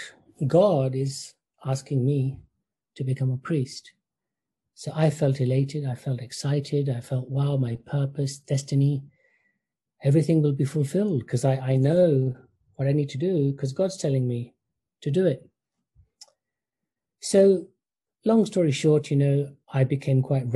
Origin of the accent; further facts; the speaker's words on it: United Kingdom; growing up in the United Kingdom, my family, I can say, was classical Orthodox Hindu.